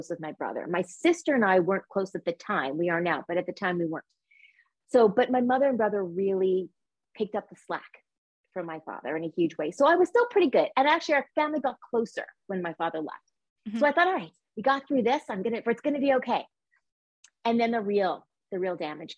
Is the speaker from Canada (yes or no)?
yes; Montreal, Quebec, Canada; I was born in Montreal, Quebec, Canada